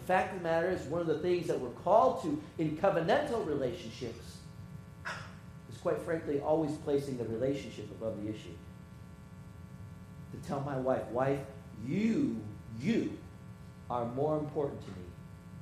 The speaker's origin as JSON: {"language": "English", "region": "Michigan", "country": "United States", "tie": "born or raised there", "moved": "yes", "said": "I grew up in Michigan"}